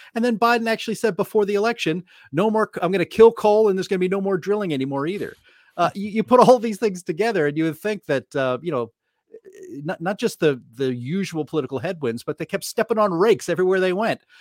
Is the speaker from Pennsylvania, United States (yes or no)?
yes; Pittsburgh, Pennsylvania, United States; I'm from Pittsburgh